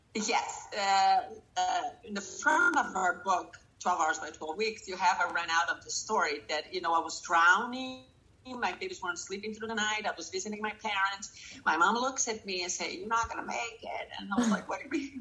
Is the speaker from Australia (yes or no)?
no; Brazil; moved away; I'm from Brazil